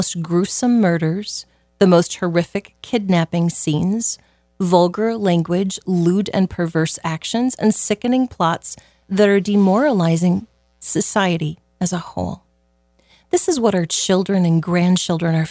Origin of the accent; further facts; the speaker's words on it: Southwest Iowa, United States; Growing up in Southwest Iowa as a little child